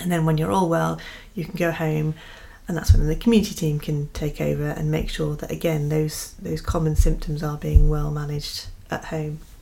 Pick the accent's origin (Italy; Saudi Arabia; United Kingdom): United Kingdom; we're British